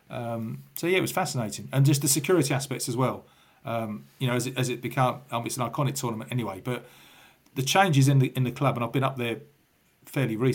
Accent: London, United Kingdom; born there; I was born in Parsons Green, so I've been a Chelsea fan since I was about four years old because we lived in Fulham for my first four years.

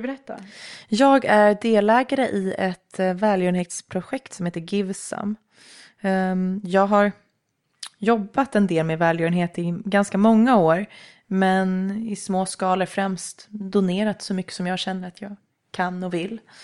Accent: Nacka, Stockholm County, Sweden; Men jag är uppvuxen i Nacka i Älta

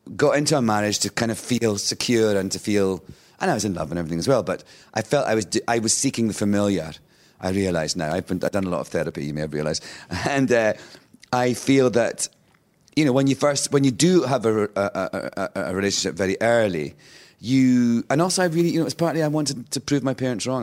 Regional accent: Scotland, United Kingdom; moved away as an adult; also born or lived in London / New York; being Scottish

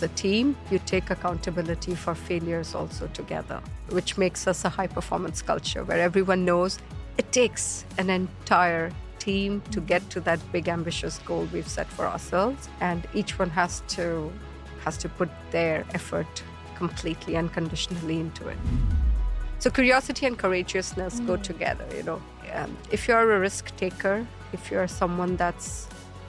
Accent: Kolkata, West Bengal, India; moved away as an adult; also born or lived in Dubai; I grew up in Kolkata. It was my hometown.

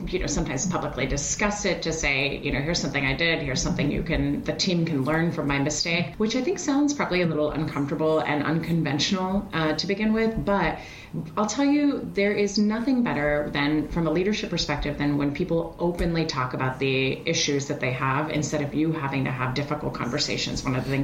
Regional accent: Switzerland; moved away; I hail from Europe. I'm originally from Switzerland

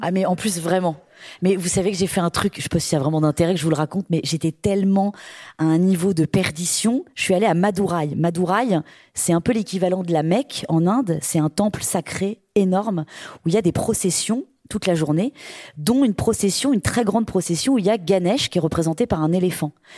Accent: Brittany, France; je suis bretonne.

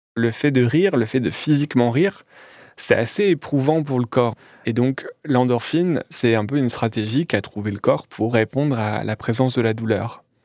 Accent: Calais, Hauts-de-France, France; à Calais, là où je suis né

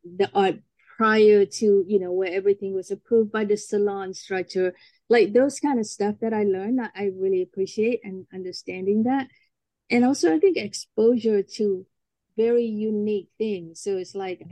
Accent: Malaysia; moved away as an adult; now in United States; I'm from Malaysia

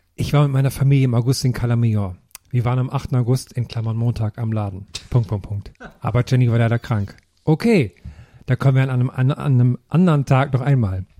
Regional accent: Thuringia, Germany; moved away; bei mir in meinem Heimatdorf in Thüringen

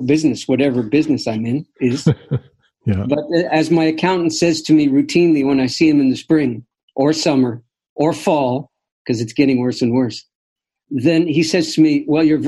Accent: Canada; as a Canadian

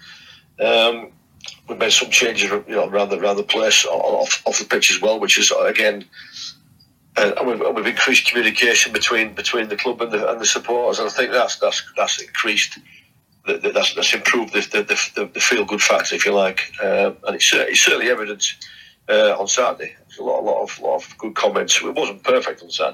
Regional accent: Yorkshire and the Humber, United Kingdom; moved away; I grew up in Yorkshire

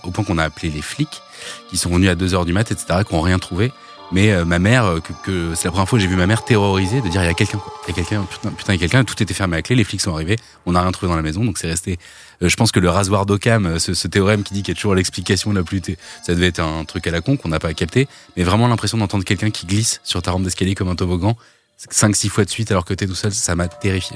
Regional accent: Normandy, France; j'ai grandi en Normandie

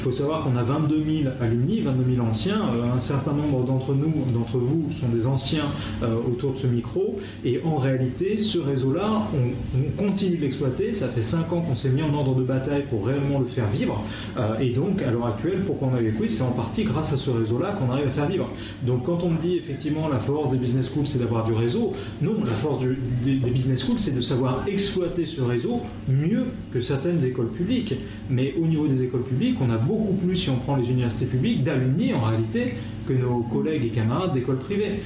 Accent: Lyon, Auvergne-Rhône-Alpes, France; je suis originaire de Lyon

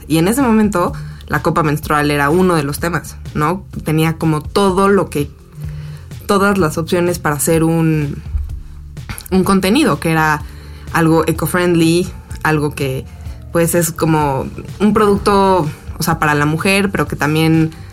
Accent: Cuernavaca, Morelos, Mexico; estuvo padre crecer en Cuernavaca y sí tuvo mucho que ver como eso, o sea, mi infancia en Cuernavaca

